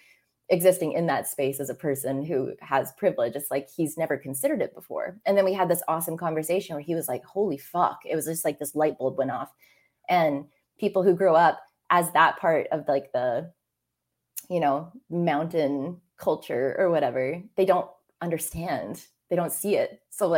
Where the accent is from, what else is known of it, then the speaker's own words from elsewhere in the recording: Banff, Alberta, Canada; it's like growing up in Banff. Banff is colonialized.